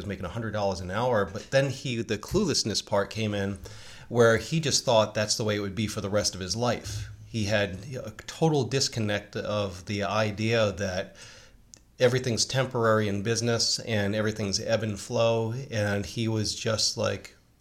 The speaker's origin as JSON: {"language": "English", "region": "Northeast", "country": "United States", "tie": "born or raised there", "said": "a Gen Xer growing up in the Northeast and mafia country"}